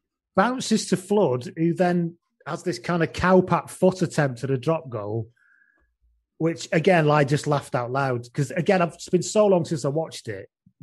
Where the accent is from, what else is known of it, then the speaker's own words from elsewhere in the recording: England, United Kingdom; and I'm English.